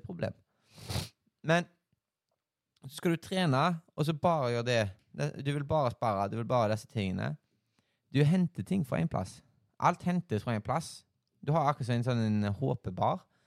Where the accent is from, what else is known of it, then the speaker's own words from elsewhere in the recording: Haugesund, Rogaland, Norway; Jeg er jo her fra Haugesund